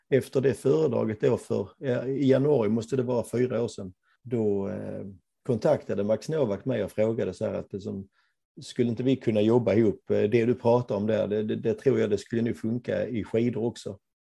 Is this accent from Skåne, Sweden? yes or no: yes; Ängelholm, Skåne, Sweden; moved away as an adult; now in Gothenburg, Sweden; Jag är från Ängelholm, men, men, men har bott i Göteborg i över 30 år